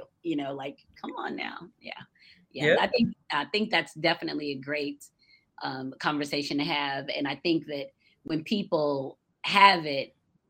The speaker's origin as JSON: {"language": "English", "town": "Atlanta", "region": "Georgia", "country": "United States", "tie": "born or raised there", "also_born_or_lived": "Florida", "said": "I grew up in Atlanta."}